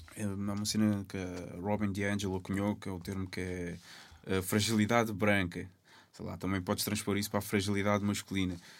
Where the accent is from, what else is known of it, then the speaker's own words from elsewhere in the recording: Lisbon, Portugal; also born or lived in Cape Verde; eu assumo como cabo-verdiano uh, lisboeta, que eu sempre vivia.